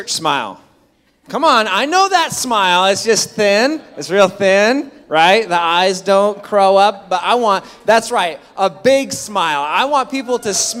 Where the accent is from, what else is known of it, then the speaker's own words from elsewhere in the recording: Clatsop County, Oregon, United States; my hometown church in Clatsop County